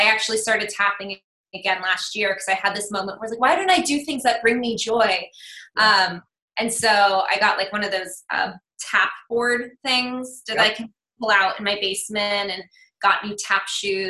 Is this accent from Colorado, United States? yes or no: yes; Fort Collins, Colorado, United States; born there; I was born in Fort Collins